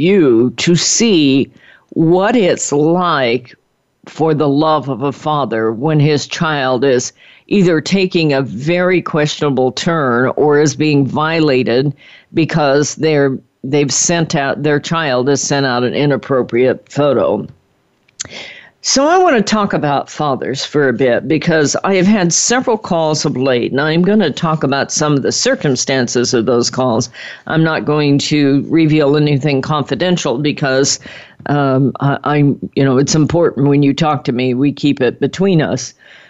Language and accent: English; Midwest, United States; moved away; I was born in the Midwest.